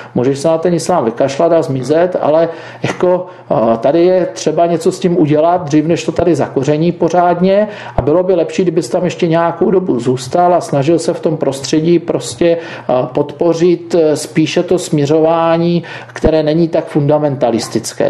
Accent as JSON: {"language": "Czech", "area": "Beskid Mountains", "region": "Moravian-Silesian Region", "country": "Czechia", "said": "já pocházím z Beskidských hor"}